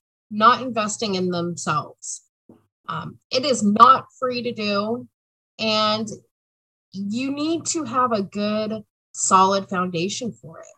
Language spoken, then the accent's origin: English; Southern California, United States; moved away as an adult; now in Oregon, United States; I was born and raised in Southern California, but have been in Oregon